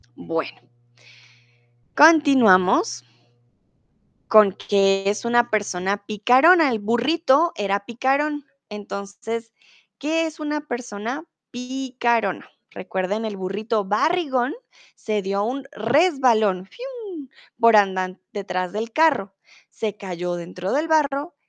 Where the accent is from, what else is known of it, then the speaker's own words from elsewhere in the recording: Colombia; now in Germany; soy de Colombia, soy tutora de español aquí en Chatterbox y em, comúnmente vivo en Alemania, ahora estoy en México